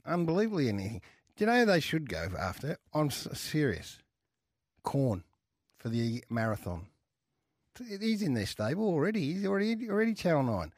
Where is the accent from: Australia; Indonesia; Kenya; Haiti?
Australia; I'm an Aussie too